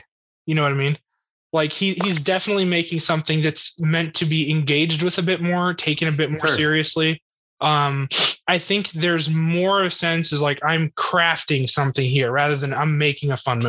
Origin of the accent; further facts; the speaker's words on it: United States; as an American kid